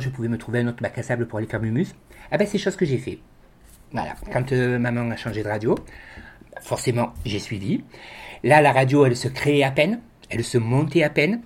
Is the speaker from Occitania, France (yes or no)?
no; Marseille, Provence-Alpes-Côte d'Azur, France; moved away as an adult; now in Bessèges, France; moi je suis originaire de Marseille. Je suis né sur Marseille, j'y ai vécu 40 ans